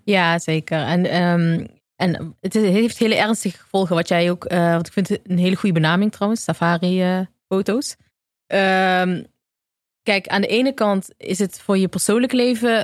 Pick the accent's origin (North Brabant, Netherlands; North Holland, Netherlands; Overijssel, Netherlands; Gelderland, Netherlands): North Brabant, Netherlands; Eindhoven; moved away; also born or lived in Amsterdam; in Eindhoven, waar ik vandaan kom